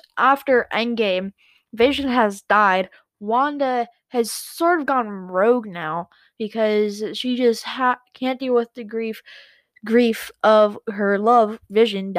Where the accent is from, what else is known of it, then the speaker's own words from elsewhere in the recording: United States; I'm also from the United States